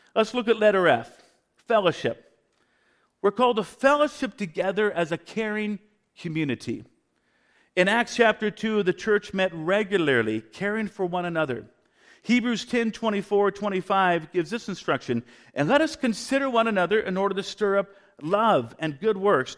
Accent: Vancouver, British Columbia, Canada; moved away; I'm a dual citizen, Canadian American. My wife is from Spokane. I was born in Vancouver

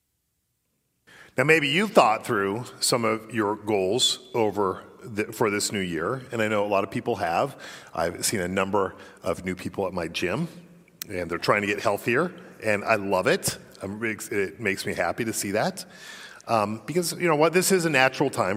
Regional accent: Colorado, United States; moved away; I did spend 2/3 of my life growing up in Colorado

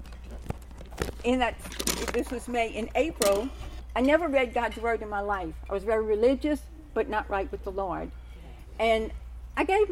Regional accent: New Orleans, Louisiana, United States; accent: New Orleans brogue; I'm from New Orleans

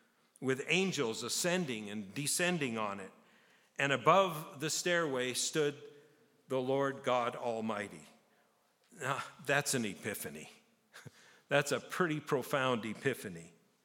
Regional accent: Japan; now in Canada; I grew up in Japan, and there's a saying in Japan that if you live in Japan and you never hike Mount Fuji, you're a fool.

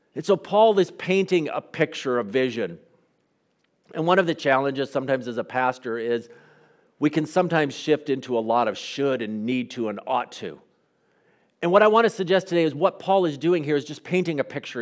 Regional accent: United States; an American pastor

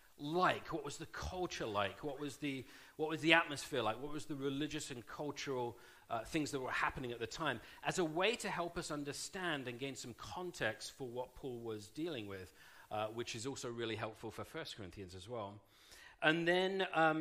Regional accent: United Kingdom; being British

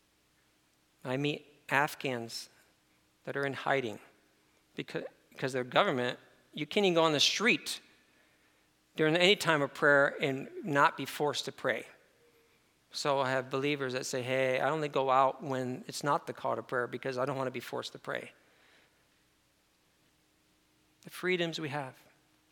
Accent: upstate New York, United States; I'm from New York, so I'm upstate New York

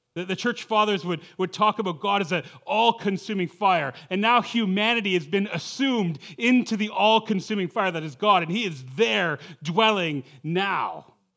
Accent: Toronto, Ontario, Canada; moved away as an adult; also born or lived in Western Canada; I'm from the Toronto area.

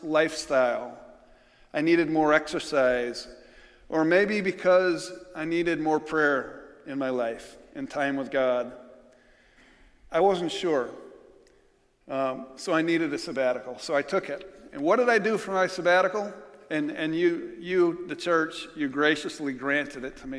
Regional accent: New York, United States; moved away

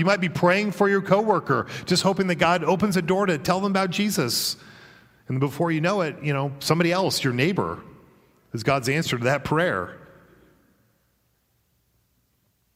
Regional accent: Colorado, United States; now in Virginia, United States; I'm from Colorado originally

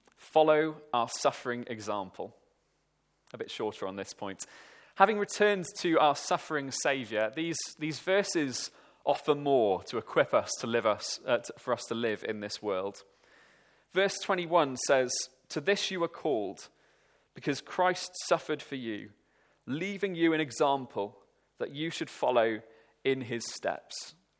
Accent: Welsh, Wales, United Kingdom; me and my friends, being Welsh

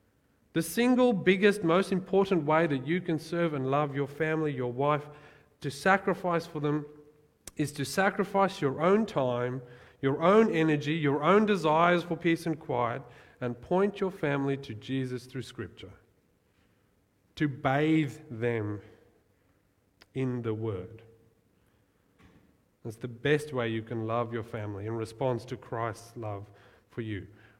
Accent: South Africa; born there; like I was born in South Africa, that's part of who I am, but I don't really identify as a South African or Australian

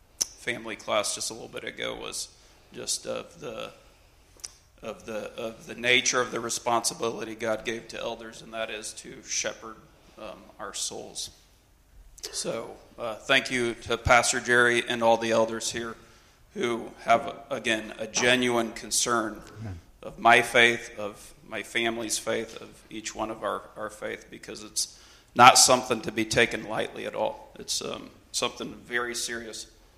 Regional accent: Brazil; I was actually born and raised in Brazil.

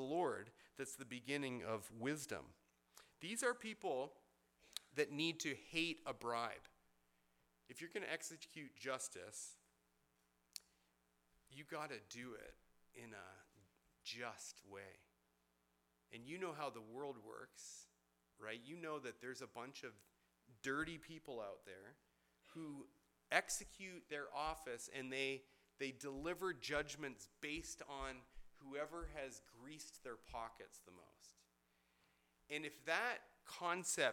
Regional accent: Benbrook, Texas, United States; my first significant job was an apprentice to an old plumber in my hometown of Benbrook

